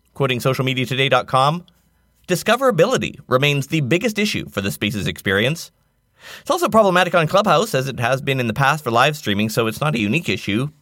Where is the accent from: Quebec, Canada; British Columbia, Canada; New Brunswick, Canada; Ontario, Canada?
British Columbia, Canada; Nanaimo; my hometown of Nanaimo, BC, Canada